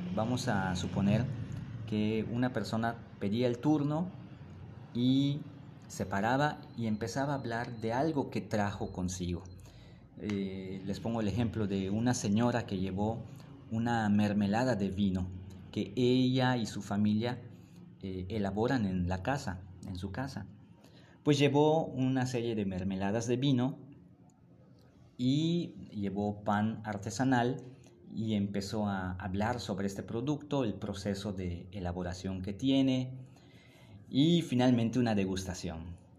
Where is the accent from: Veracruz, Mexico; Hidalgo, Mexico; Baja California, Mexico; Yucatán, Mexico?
Yucatán, Mexico; Mérida